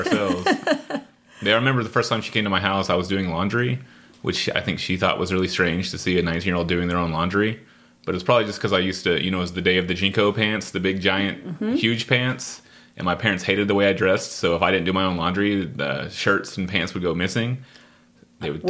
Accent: Garland, Texas, United States; also born or lived in Dallas, Texas / Richardson, Texas / Denton, Texas; Officially, I grew up in Garland, but I consider Richardson

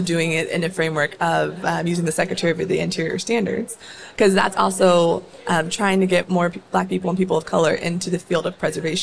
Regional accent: Northern Virginia, United States; also born or lived in Maryland; I grew up in Northern Virginia, went to a high school in Fairfax County

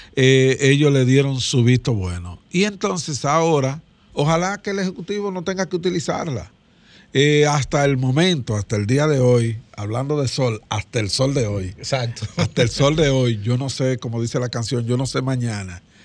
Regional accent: Dominican Republic; la pandemia que vivíamos los dominicanos y dominicanas

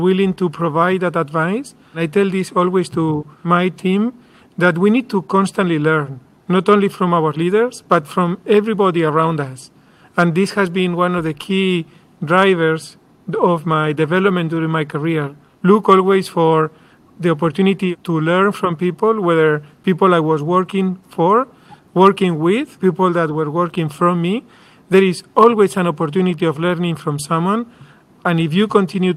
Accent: Madrid, Community of Madrid, Spain; moved away as an adult; also born or lived in San Diego; I am from Spain

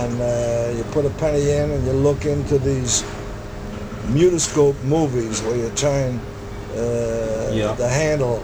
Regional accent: New York, United States; also born or lived in Harlem; I was raised on the Lower East Side, and then I raised all through my life in Harlem

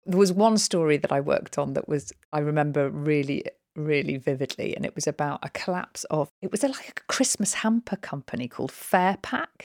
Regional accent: Snowdonia, North Wales, United Kingdom; also born or lived in London; now in Newbury, United Kingdom; I was brought up in Snowdonia in North Wales.

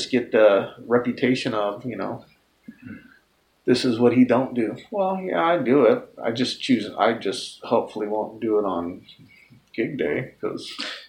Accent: Lynwood, California, United States; moved away as an adult; also born or lived in Los Angeles County, California; now in Seattle, United States; I was born in Linwood, California. Lived in L.A. County till I was 39.

